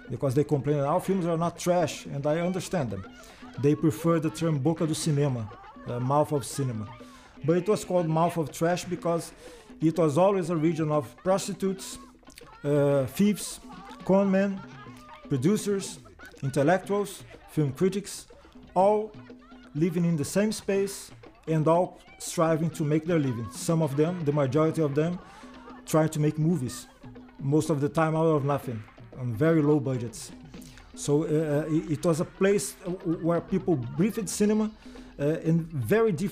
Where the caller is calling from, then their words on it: Rio de Janeiro, Brazil; I'm speaking from Rio. It's a different state in Brazil.